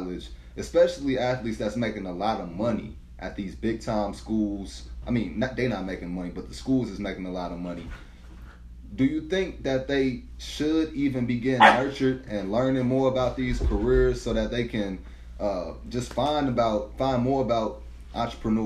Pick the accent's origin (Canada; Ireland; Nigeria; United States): United States; St. Louis, Missouri; I'm from St. Louis, so like city full of hustlers